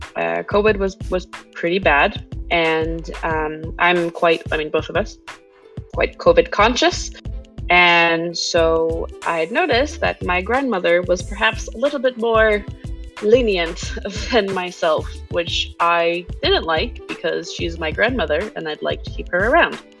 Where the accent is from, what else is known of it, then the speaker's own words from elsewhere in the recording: Quebec, Canada; moved away; also born or lived in English-speaking Canada; I am Quebecoise. Uh, I was born in Quebec, but I live in Anglo Canada now.